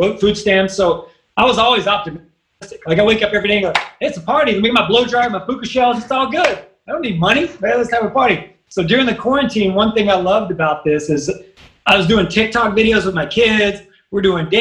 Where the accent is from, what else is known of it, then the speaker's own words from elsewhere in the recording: Kentucky, United States; I'm from Kentucky